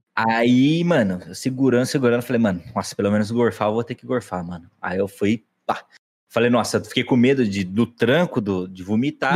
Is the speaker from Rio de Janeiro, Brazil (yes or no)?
no; Aguaí, São Paulo, Brazil; a gente é de Aguaí